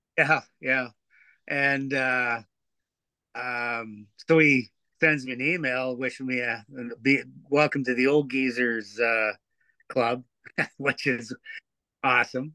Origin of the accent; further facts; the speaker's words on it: Teeswater, Ontario, Canada; Craig Lindsay, who I grew up with in Teeswater